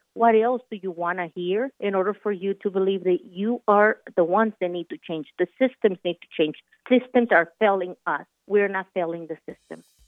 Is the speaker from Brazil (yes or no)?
no; Michoacán, Mexico; English is a second language; now in Colorado, United States; Born and raised in Michoacan, Mexico